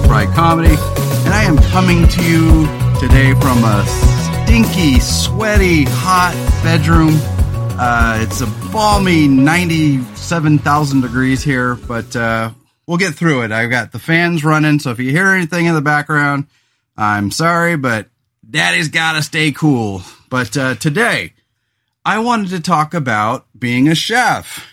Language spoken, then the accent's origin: English; Central Coast of California, United States; also born or lived in Los Angeles; I moved back to my hometown of the Central Coast of California